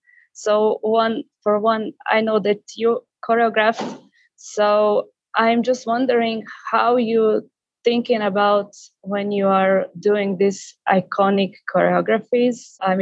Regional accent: Slovenia; I come from Slovenia, so Europe.

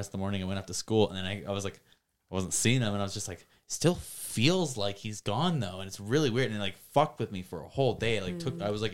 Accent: United States; being American

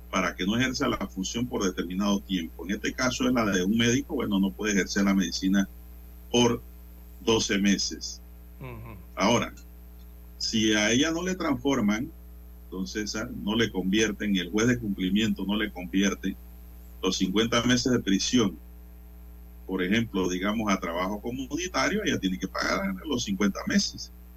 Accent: Panama; como ciudadano, como panameño

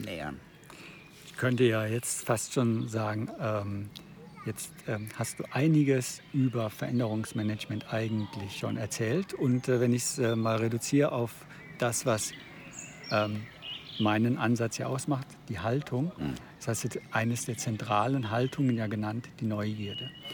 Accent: Freiburg, Baden-Württemberg, Germany; ich bin äh, als Badener aus Freiburg

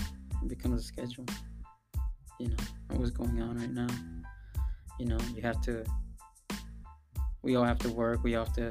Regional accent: San Diego, California, United States; I grew up around City Heights, Mid City, you know, North Park, City Heights area

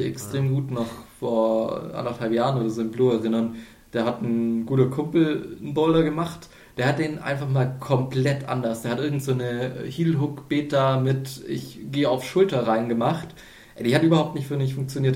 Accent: near Ulm, Baden-Württemberg, Germany; moved away; ich komme aus dem Süden, aus der Nähe von Ulm

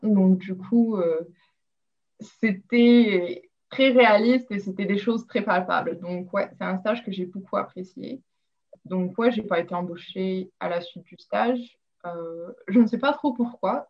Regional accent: Rabat, Rabat-Salé-Kénitra, Morocco; moved away as an adult; also born or lived in Rouen, France / Lille, France; now in Australia; J'ai grandi au Maroc où je suis allée au lycée français à Rabat

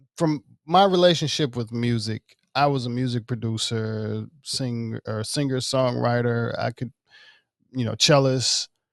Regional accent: Mississippi, United States; moved away; I'm from Mississippi. um, most of my family is there

